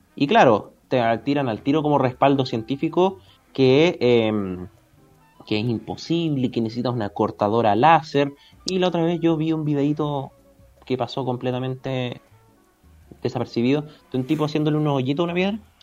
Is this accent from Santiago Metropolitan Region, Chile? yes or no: yes; Santiago, Santiago Metropolitan Region, Chile; yo soy de Las Condes